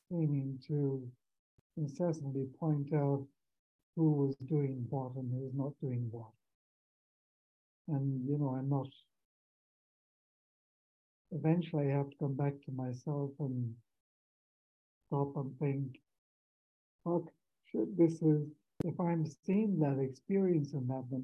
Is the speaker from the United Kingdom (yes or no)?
no; Ireland; now in Mexico; I'm um, actually in Mexico. I come from Ireland.